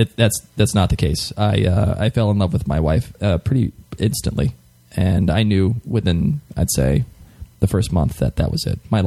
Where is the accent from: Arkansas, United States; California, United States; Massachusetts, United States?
Massachusetts, United States; Boston; I'm not Scottish. I'm from Boston.